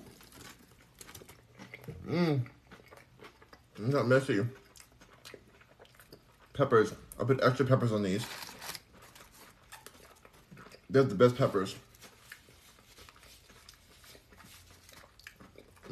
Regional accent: Los Angeles, California, United States; now in Houston, United States; I'm in Houston, but I'm from Los Angeles

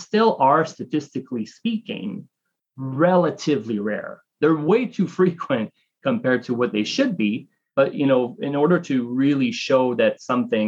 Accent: Canada; moved away as an adult; now in United States; I'm Canadian and I've lived in the United States for almost 10 years now

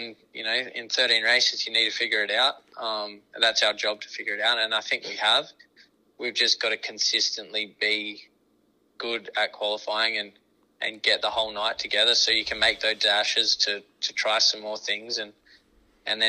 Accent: Australia; moved away as an adult; also born or lived in Warrnambool; now in United States; That's our biggest race in Australia. That's the sort of the race I grew up watching

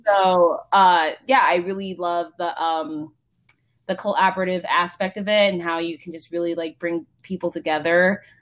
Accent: Palo Alto, California, United States; grew up in basically Palo Alto, Mountain View.

